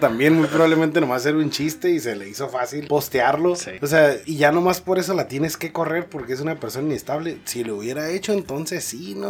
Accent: Tecate, Baja California, Mexico; soy de Tecate

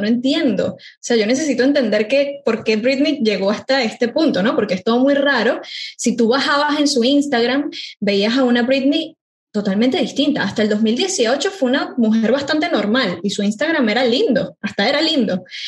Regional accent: Venezuela; moved away as an adult; now in Buenos Aires, Argentina; yo soy de Venezuela, vivo hace cuatro años en Buenos Aires

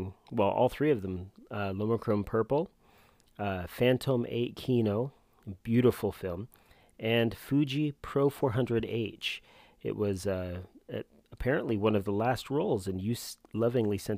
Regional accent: Kansas, United States; our shared home state, Kansas. I was born and raised there

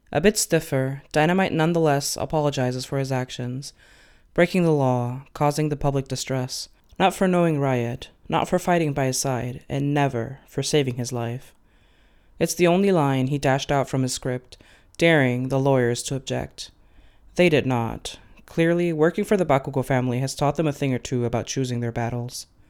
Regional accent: Venezuela; now in Germany; I am Latina, so I come from Venezuela. Um, I live in Germany these days

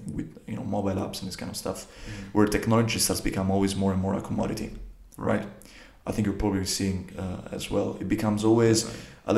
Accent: Grottaferrata, Lazio, Italy; moved away as an adult; also born or lived in Silicon Valley; I'm from Italy, if you want to be more precise, from Rome. If you want to be even more precise, from a small town next to Rome called Grottaferrata.

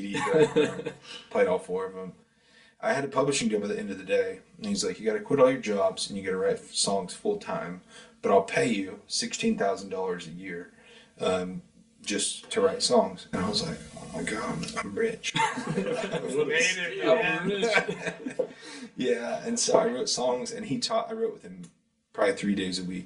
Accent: Kansas, United States; moved away as an adult; also born or lived in Carbondale, Illinois / Nashville, Tennessee; I'm from Kansas

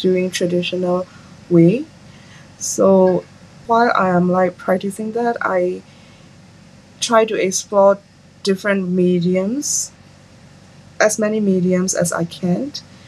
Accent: a small town in upper Myanmar, Myanmar; now in Yangon, Myanmar; I am from a small town in Myanmar, in the upper part of Myanmar. My hometown is like quite peaceful

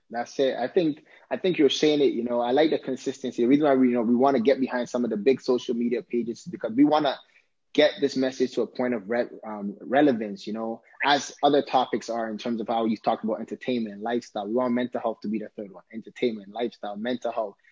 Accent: Ghana; I'm Ghanaian, I'm you know African

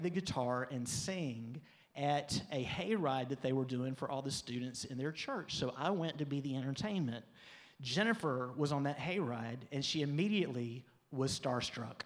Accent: Pensacola, Florida, United States; also born or lived in Birmingham, Alabama; This was all in Pensacola. We were growing up in Pensacola

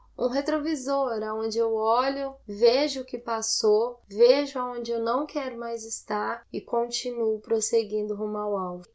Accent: Goiânia, Goiás, Brazil; accent: Goiano; moved away as an adult; now in São Paulo, Brazil; eu sou goiana. Algumas pessoas eu acho que já perceberam pelo meu sotaque, né? Porque eu falo né o tempo inteiro. É uma das características. E eu moro em São Paulo. Eu sou de Goiânia, mas moro em São Paulo há dois anos já

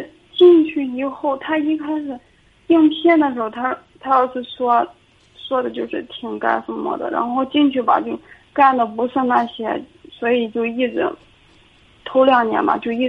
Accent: Linyi, Shandong, China; 会，我家临沂的，

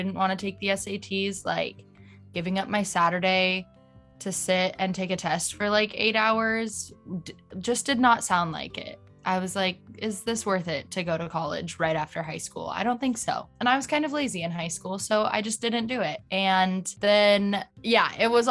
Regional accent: Escalon, California, United States; I am from Escalon, California, and I grew up there my whole life, which is like a little town by Modesto and Stockton

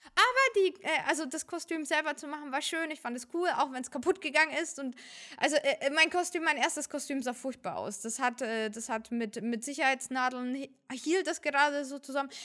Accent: Fürth, Bavaria, Germany; also born or lived in Uzbekistan; ich komme aus Fürth

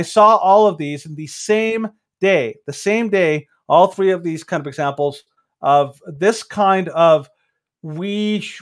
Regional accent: Mexico; moved away; Some people may not know this, but I'm from Mexico

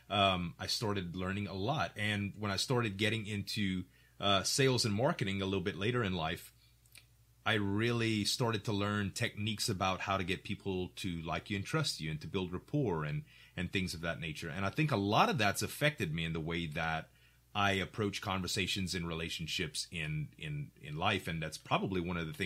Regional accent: Louisiana, United States; accent: Cajun; And he heard me and my Cajun accent, like, hey, y'all, welcome to the restaurant.

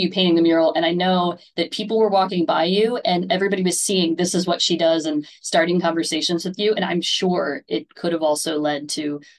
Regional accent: United States; as an American telling you

